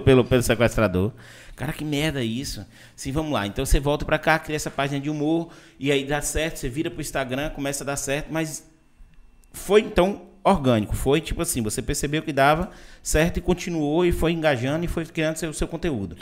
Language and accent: Portuguese; Vitória da Conquista, Bahia, Brazil; moved away; also born or lived in Salvador / Itabuna; eu sou de Vitória da Conquista, morei muito tempo em Salvador